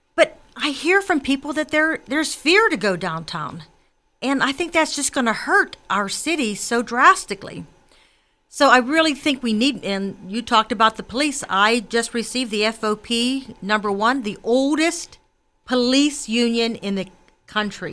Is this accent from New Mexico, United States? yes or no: no; McKees Rocks, Pennsylvania, United States; I was born in McKees Rocks. I was raised in a Democratic working class family